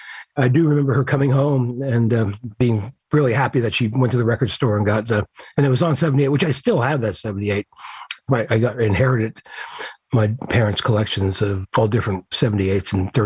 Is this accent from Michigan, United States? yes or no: no; New Jersey, United States; New Jersey, exit 9. Yeah, I'm a Jersey boy.